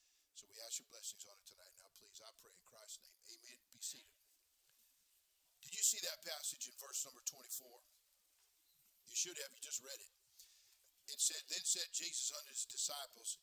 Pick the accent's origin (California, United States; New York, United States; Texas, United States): California, United States; I'm from California